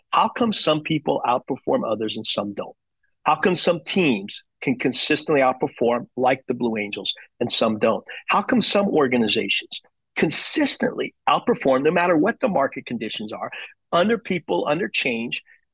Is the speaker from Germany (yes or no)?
yes; Germany; born there; my background, my dad was my hero. I was born in Germany.